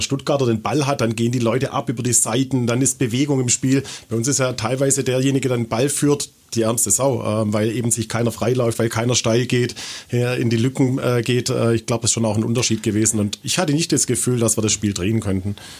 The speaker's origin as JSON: {"language": "German", "country": "Austria"}